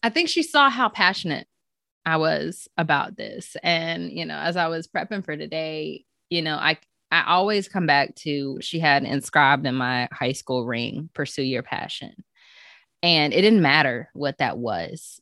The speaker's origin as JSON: {"language": "English", "town": "Chapel Hill", "region": "North Carolina", "country": "United States", "tie": "born or raised there", "also_born_or_lived": "Gainesville, Florida", "lives_now": "Goldsboro, United States", "said": "I am From Chapel Hill, North Carolina, home of the Tar Heels"}